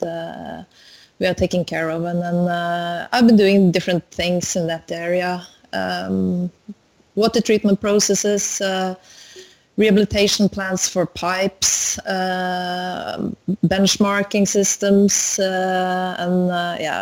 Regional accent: Norway; I'm Norwegian

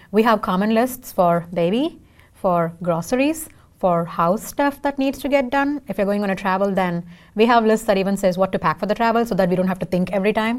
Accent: India; first language Tamil; English is a second language; now in Seattle, United States; I can sing in four languages because I'm from India.

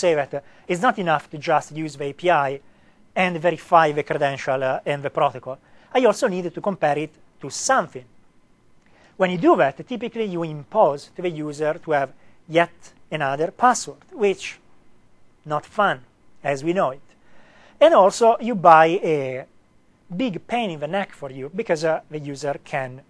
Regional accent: Italy; accent: Italian; English is a second language; me not to have an Italian accent

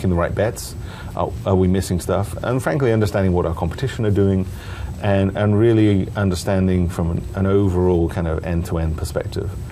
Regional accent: United Kingdom; now in Seattle, United States; I'm from the UK

